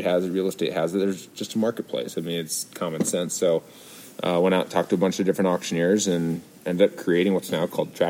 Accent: Southeast Iowa, United States; I grew up in Southeast Iowa

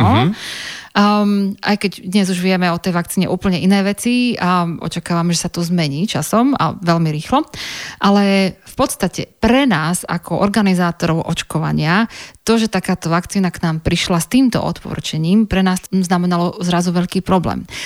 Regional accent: Banská Bystrica, Banská Bystrica Region, Slovakia; moved away as an adult; also born or lived in Liverpool, England; v mojom rodnom meste

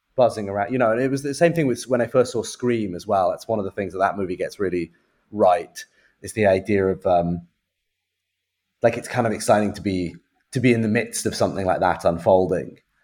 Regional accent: United Kingdom; I'm a Brit

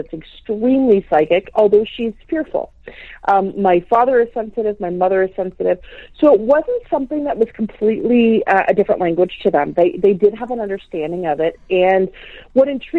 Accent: north of Toronto, Ontario, Canada; I was born in Toronto, Ontario, Canada. And my parents, at about 6 years old, my parents decided to migrate north

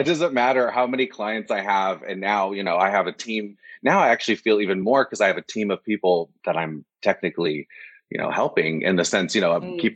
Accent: Orange County, California, United States; I grew up in Los Angeles, well, Orange County, which is about 45 minutes to an hour away from Los Angeles

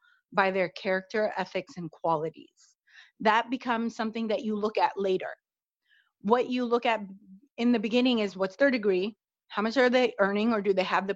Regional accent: United States; I actually am born and raised in the United States

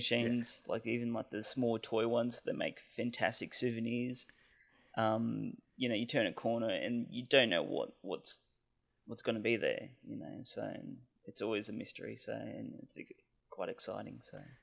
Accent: Canberra, Australian Capital Territory, Australia; I'm from Canberra, Australia

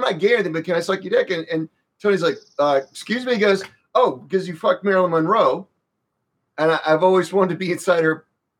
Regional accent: Croatia; I was born in Croatia.

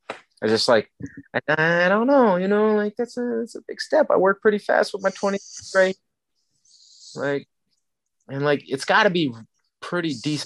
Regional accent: Brainerd, Minnesota, United States; I grew up in Bumblefuck, Minnesota.

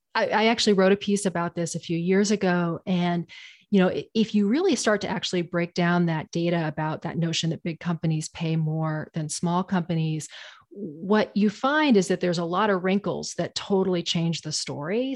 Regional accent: Portland, Maine, United States; I grew up in Portland, Maine, um, in the nineteen eighties and nineties

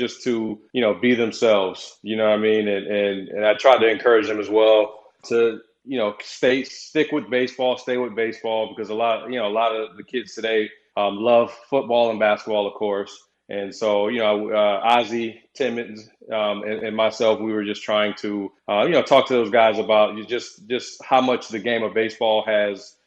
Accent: Tampa, Florida, United States; my hometown, obviously here in Tampa

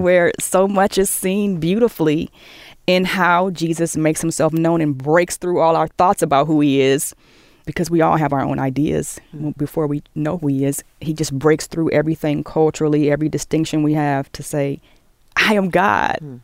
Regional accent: Maryland, United States; I grew up in Maryland and I went to Catholic schools

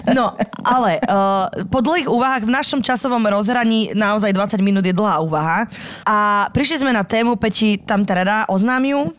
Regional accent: Slovakia; now in Poland; som konečne sa dorazila na svoju rodnú zem

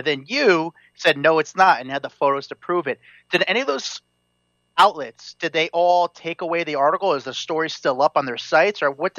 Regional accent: East Coast, United States; I'm from the East Coast

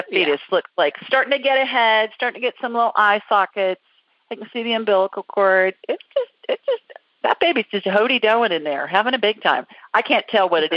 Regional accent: Columbus, Ohio, United States; City of my birth

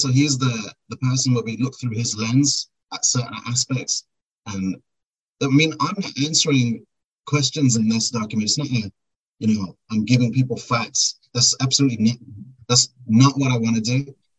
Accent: United Kingdom; I'm born and raised in Britain. Let me start off with this. And my parents are from India.

